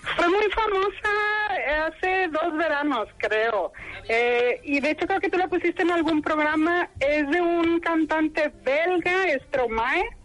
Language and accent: Spanish; Monterrey, Nuevo León, Mexico; moved away as an adult; also born or lived in Arlon / Fontainebleau / Sherbrooke; now in Belgium; yo soy regia.